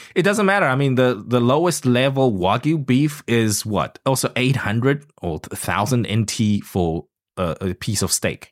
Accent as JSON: {"language": "English", "country": "South Africa", "tie": "born or raised there", "moved": "yes", "said": "grew up in South Africa"}